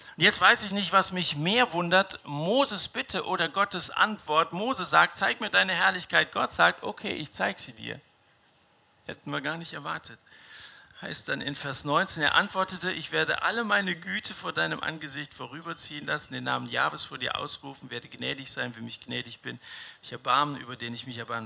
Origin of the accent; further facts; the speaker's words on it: Dillenburg, Hesse, Germany; Ich liebe meine, meine Heimatstadt Dillenburg.